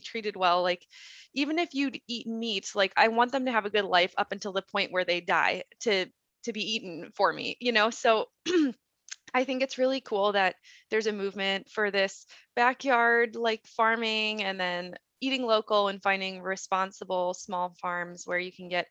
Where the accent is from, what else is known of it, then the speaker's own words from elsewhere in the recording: Midwest, United States; now in Idaho, United States; I think we live in Idaho and it's very dry climate here compared to where I grew up in the Midwest.